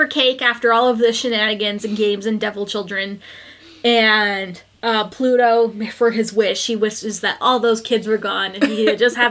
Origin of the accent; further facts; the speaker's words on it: California, United States; also born or lived in southern Utah; we're from California.